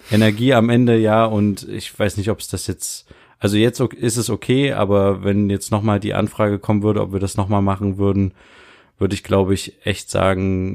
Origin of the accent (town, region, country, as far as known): Germany